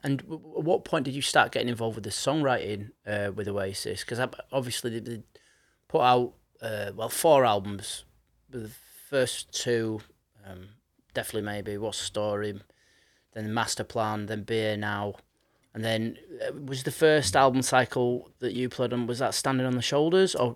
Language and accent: English; Leeds, Yorkshire and the Humber, United Kingdom; I grew up in Leeds